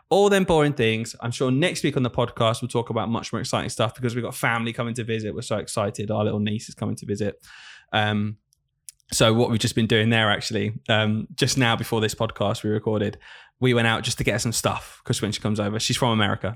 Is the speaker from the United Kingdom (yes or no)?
yes; the north of England, United Kingdom; accent: Northern; moved away; I'm from the north of the country